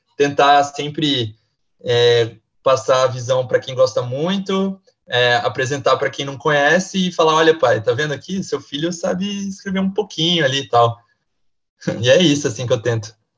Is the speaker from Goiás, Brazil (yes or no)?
no; Caçapava, São Paulo, Brazil; moved away as an adult; also born or lived in Limeira; now in São Paulo, Brazil; Eu, eu sou de Caçapava, Vale do Paraíba ali, DDD 012